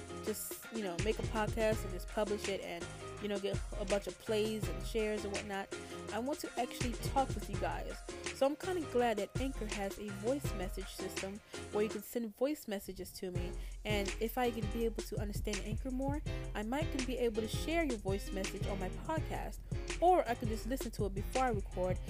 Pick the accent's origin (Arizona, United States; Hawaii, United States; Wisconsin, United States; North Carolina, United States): North Carolina, United States; So I'm 17 years old, and I'm from North Carolina.